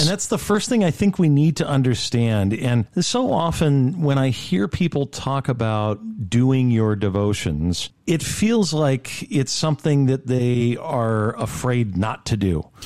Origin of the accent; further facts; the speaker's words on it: Rancho Cucamonga, California, United States; moved away as an adult; also born or lived in New York / Roxbury, New Jersey; I was raised here in Rancho Cucamonga